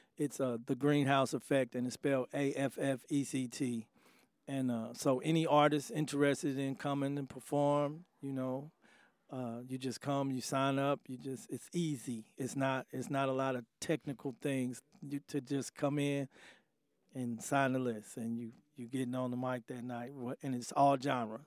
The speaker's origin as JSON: {"language": "English", "town": "Indianapolis", "region": "Indiana", "country": "United States", "tie": "born or raised there", "said": "born and raised in Indianapolis"}